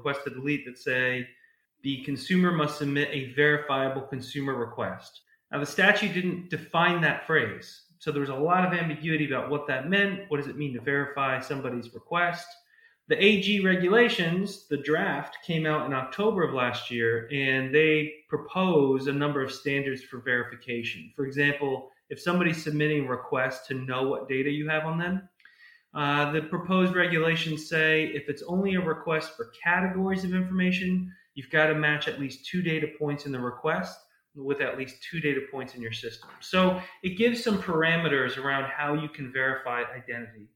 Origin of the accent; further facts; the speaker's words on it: New York, United States; moved away; also born or lived in California / Austin, Texas / San Diego, California; I'm originally from New York and then moved out to California for a bit and then went to undergraduate school and a bit of graduate school in Texas